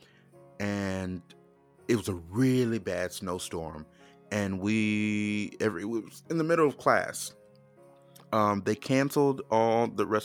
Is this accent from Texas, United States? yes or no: no; Michigan, United States; I grew up in Michigan